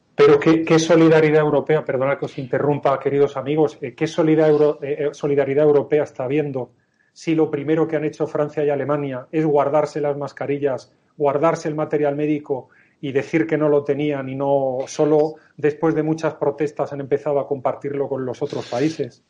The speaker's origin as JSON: {"language": "Spanish", "country": "Spain"}